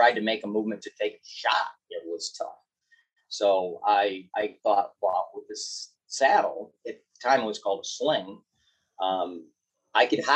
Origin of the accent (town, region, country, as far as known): Michigan, United States